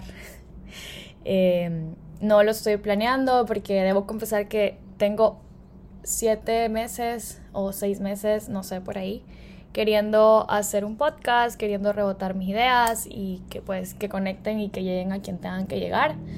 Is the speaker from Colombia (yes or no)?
no; El Salvador; soy salvadoreña